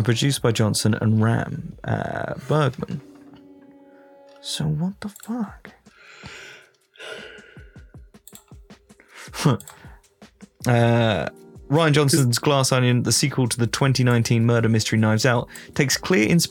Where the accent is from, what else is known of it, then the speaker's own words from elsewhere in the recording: Ireland; now in United States; I'm Irish